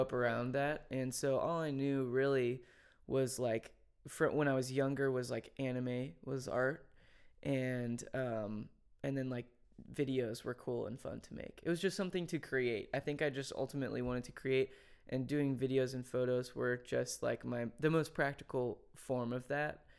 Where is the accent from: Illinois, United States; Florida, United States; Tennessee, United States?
Tennessee, United States; Franklin; I didn't grow up in, in Nashville. I grew up in Franklin